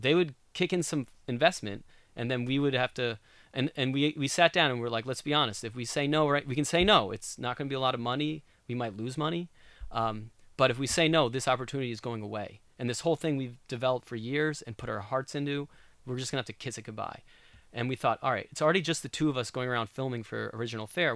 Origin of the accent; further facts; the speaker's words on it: New York, United States; moved away as an adult; also born or lived in Southern California; now in Oregon, United States; I'm a New Yorker, I'm from the East Coast